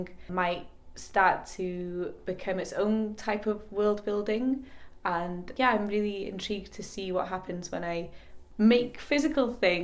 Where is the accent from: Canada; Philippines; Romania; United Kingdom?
United Kingdom; Northwest Wales; moved away as an adult; now in Cardiff, United Kingdom; I'm an artist based in Cardiff. I'm originally from Northwest Wales